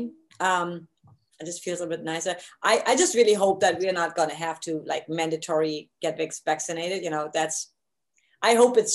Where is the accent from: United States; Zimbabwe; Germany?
Germany; East Germany; moved away; I grew up in East Germany